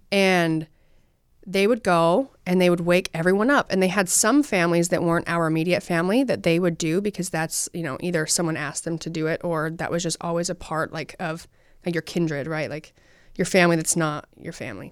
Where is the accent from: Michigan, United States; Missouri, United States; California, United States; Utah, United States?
Utah, United States; I'm from Utah and we love hunting.